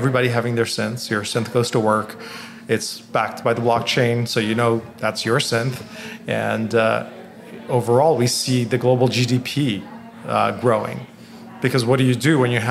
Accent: Bangladesh; moved away; I grew up in Bangladesh

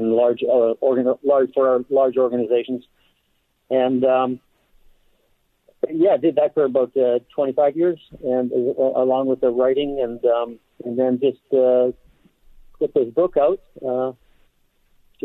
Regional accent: Calgary, Alberta, Canada; I'm a Canadian. I was born in Calgary, Alberta, the home of the Stampede

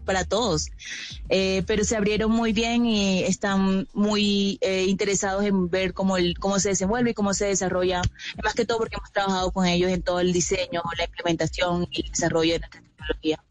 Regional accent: La Guajira, Colombia; personalmente vengo de La Guajira, así que esto fue parte eh, de mi infancia, adolescencia

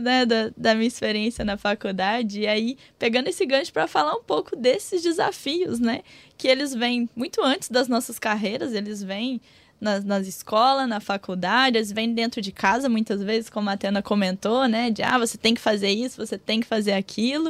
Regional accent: Minas Gerais, Brazil; moved away; sou de uma cidade muito pequenininha, não sou do Rio, não. Sou, do, sou de Minas.

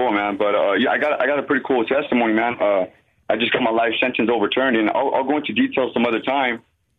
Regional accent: Riverside, California, United States; now in Central Valley, United States; I'm originally from Riverside. I grew up in the church. I grew up in Calvary Chapel and Harvest and whatnot, man.

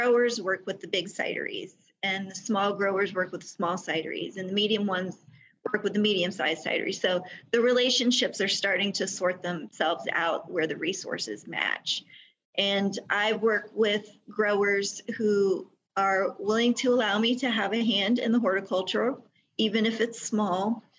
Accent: Germany; I'm a military brat, so I grew up in the Army, and there was a stretch of time where we lived in Germany.

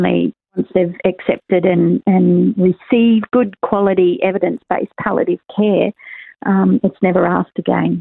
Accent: Queensland, Australia; Queensland, and that's my home state

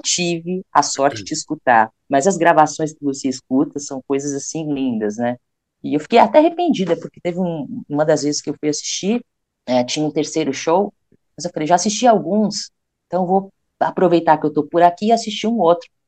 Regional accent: Brazil; nós somos brasileiros

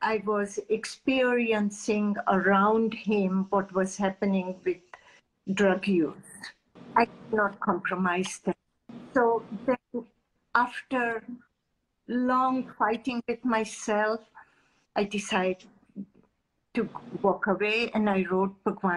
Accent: India; as an Indian mother

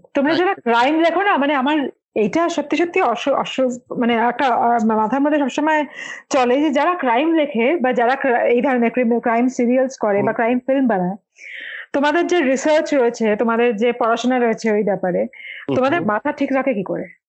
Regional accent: Kolkata, West Bengal, India; now in Mumbai, India; আমার বাড়ি কলকাতায় আমার মা এখনো কলকাতায়

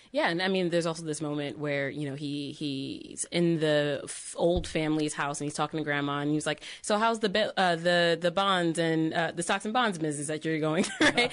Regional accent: Connecticut, United States; we're from Connecticut

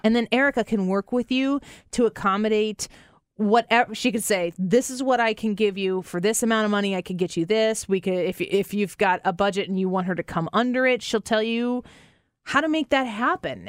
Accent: St. Louis, Missouri, United States; We're from Saint Louis

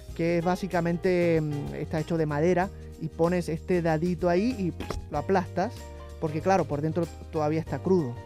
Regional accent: Puerto Rico; la comida de mi tierra, eh, la comida puertorriqueña

